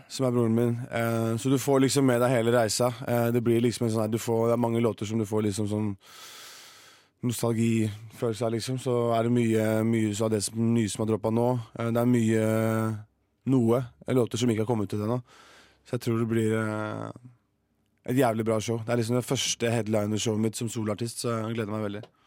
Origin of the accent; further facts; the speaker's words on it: Horten, Vestfold, Norway; moved away as an adult; now in Oslo, Norway; Jeg har bare vært og besøkt moren min hjemme i Horten